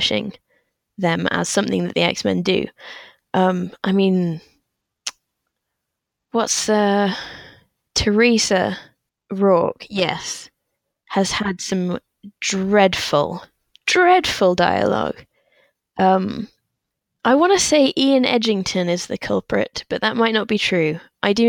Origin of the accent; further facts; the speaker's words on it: England, United Kingdom; partly as an English child